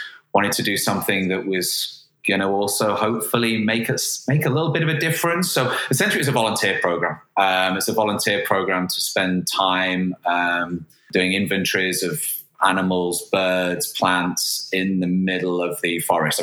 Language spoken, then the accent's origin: English; Manchester, North West England, United Kingdom; moved away as an adult; also born or lived in Cambridge / London / Madrid; I am originally from Manchester, born and raised.